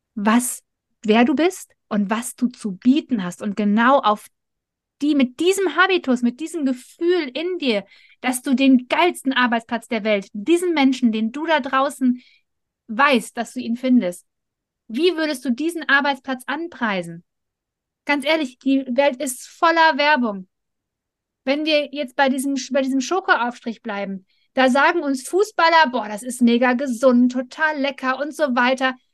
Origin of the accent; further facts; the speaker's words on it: Ruhr area, North Rhine-Westphalia, Germany; wir kommen mitten aus dem Pott